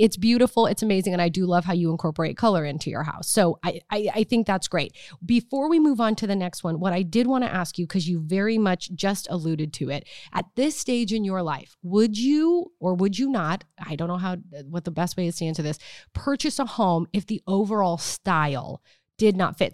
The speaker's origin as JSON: {"language": "English", "region": "Nebraska", "country": "United States", "tie": "born or raised there", "moved": "yes"}